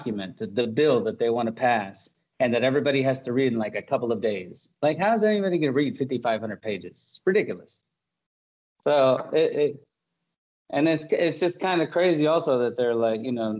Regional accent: Florida, United States; moved away; I'm from Florida

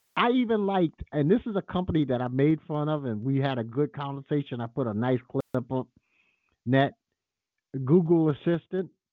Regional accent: United States; This is my country. I don't have another country.

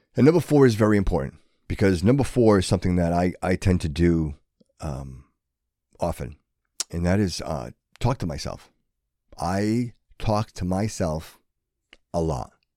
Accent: Fall River, Massachusetts, United States; growing up in Fall River, it was a great place

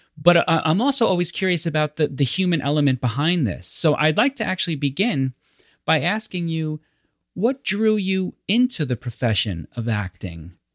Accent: New York, United States; I'm New Yorker

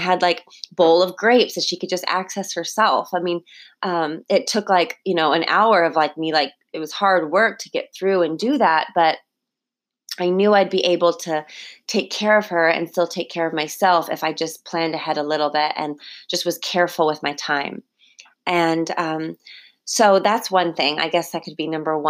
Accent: California, United States; now in Hawaii, United States; I was growing up in California

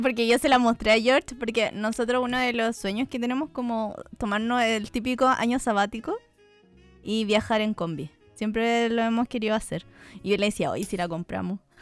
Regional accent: near Concepción, southern Chile, Chile; moved away as an adult; now in Santiago, Chile; no estuve en un colegio artístico, pues

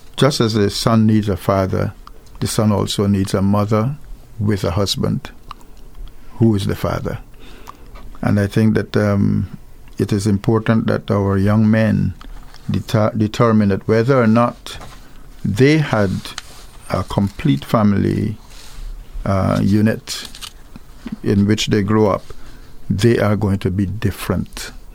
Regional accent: Guyana; now in Antigua and Barbuda; I come from, I was born in Guyana, where there's gold

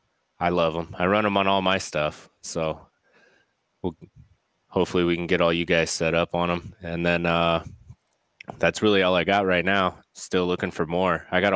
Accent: California, United States; I came from Southern California where hot sauce is on everything.

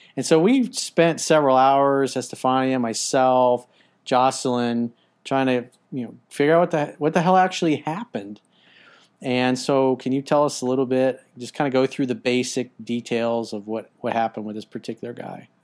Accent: United States; as an American

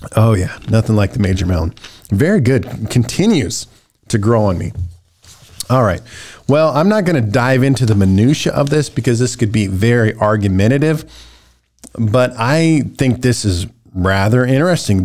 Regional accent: United States; American Christians

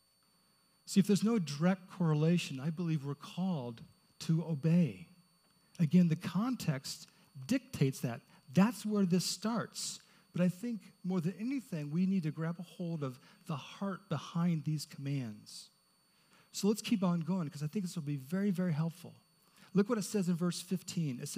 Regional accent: Indianapolis, Indiana, United States; I grew up in Indianapolis

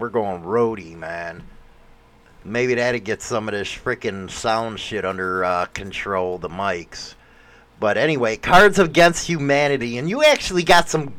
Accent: Chicago, Illinois, United States; born or raised there; moved away

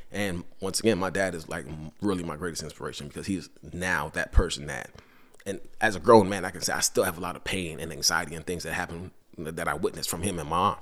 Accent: New York City, New York, United States; moved away; also born or lived in Georgetown, Guyana / Virginia; I grew up in Brooklyn for a period of time

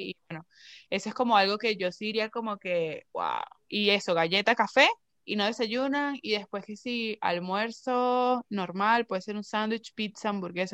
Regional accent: Venezuela; moved away; yo soy venezolana y yo hablo como a mí me dé la gana

